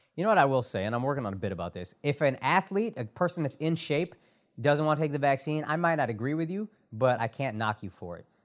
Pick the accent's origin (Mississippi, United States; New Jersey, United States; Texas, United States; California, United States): Texas, United States; Dallas; Born and raised in Dallas